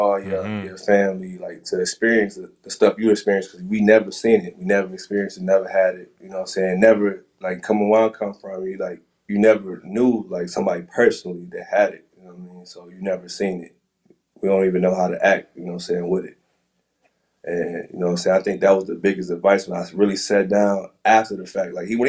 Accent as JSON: {"language": "English", "region": "Midwest", "country": "United States", "said": "Like, before that, you know, I was from the Midwest, like, our fashion is different, like, you know what I'm saying?"}